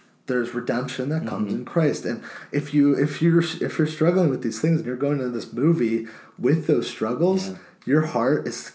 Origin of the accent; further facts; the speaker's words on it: United States; being an American